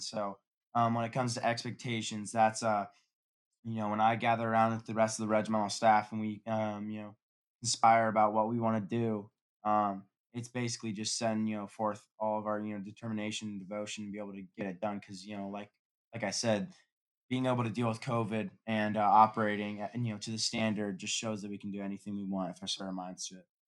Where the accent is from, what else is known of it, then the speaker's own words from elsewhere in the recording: Newport Beach, California, United States; I'm from Newport Beach, California